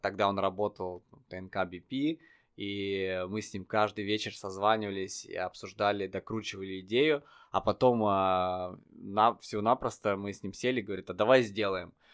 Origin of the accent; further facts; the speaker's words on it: Tver Oblast, Russia; also born or lived in Saint Petersburg; я родился в Питере, а потом а, мы с родителями переехали в Тверскую область